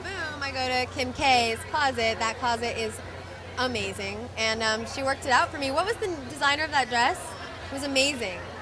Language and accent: English; Malibu, California, United States; growing up in Malibu, walking down the street, I would hear people literally scream, "Pizza girl!"